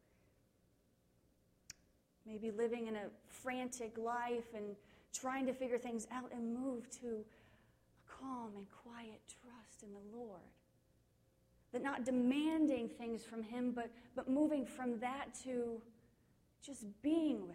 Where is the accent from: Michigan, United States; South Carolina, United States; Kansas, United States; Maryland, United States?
Kansas, United States; I grew up in Kansas